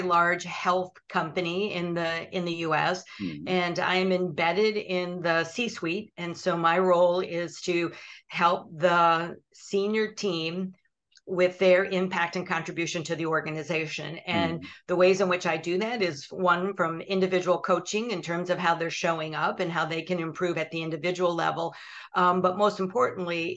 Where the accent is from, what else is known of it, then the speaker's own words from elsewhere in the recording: Michigan, United States; I was born and raised in Michigan, which is in northern U.S.